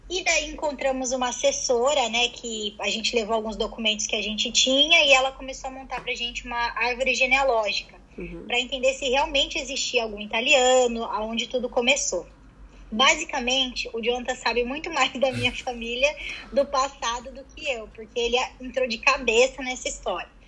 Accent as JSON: {"language": "Portuguese", "region": "São Paulo", "country": "Brazil", "lives_now": "London, United Kingdom", "said": "e eu sou de São Paulo"}